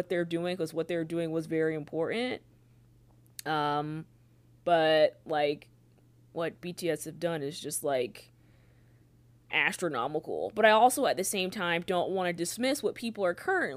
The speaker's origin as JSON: {"language": "English", "country": "United States", "said": "I am an American."}